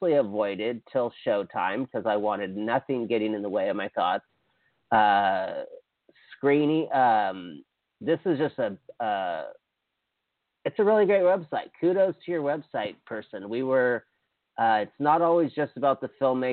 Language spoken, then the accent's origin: English; Hawaii, United States; moved away; I'm from Hawaii